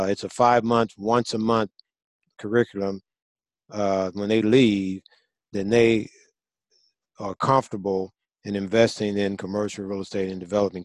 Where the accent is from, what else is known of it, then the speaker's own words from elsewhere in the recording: St. Louis, Missouri, United States; when I grew up in St. Louis, Missouri